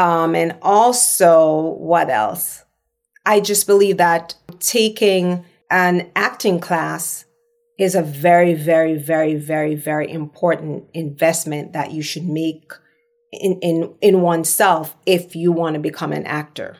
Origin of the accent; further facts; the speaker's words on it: Jamaica; accent: patois; moved away as an adult; now in Los Angeles, United States; I'm Jamaican